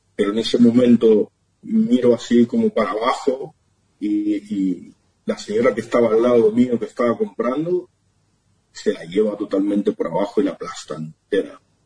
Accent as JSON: {"language": "Spanish", "town": "Ramos Mejía", "region": "Buenos Aires Province", "country": "Argentina", "also_born_or_lived": "Barcelona, Spain", "moved": "as an adult", "said": "De, Buenos Aires, de Ramón Mejía."}